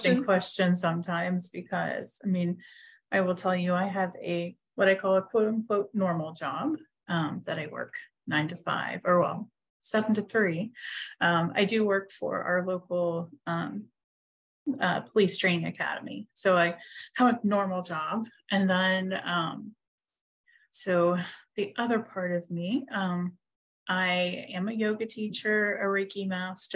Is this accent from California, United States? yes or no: no; Huntington, West Virginia, United States; moved away as an adult; now in Pittsburgh, United States; I am not from Pittsburgh. I've lived here for about 9.5 years, probably. I am from Huntington, West Virginia